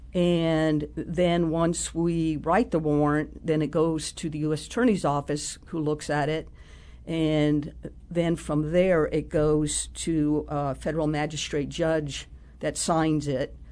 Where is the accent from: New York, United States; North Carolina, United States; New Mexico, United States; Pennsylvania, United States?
New Mexico, United States; moved away; I grew up in New Mexico